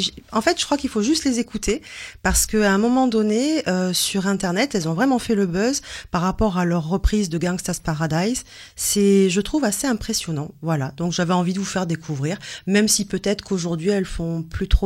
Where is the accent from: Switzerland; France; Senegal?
France; je suis revenue chez nous en France